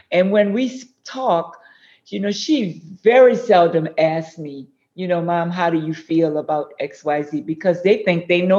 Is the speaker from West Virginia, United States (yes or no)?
no; New Orleans, Louisiana, United States; also born or lived in New Iberia, Louisiana; When I was two years old, my mom and dad moved to New Orleans. Huh. So I'm a Creole girl.